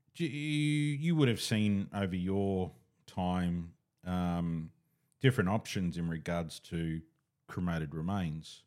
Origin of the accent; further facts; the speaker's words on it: Katoomba, New South Wales, Australia; I was born in Katoomba